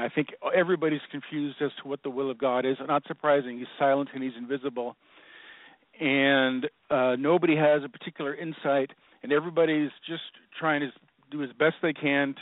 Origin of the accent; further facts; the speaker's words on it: Seattle, Washington, United States; I was born and raised in Seattle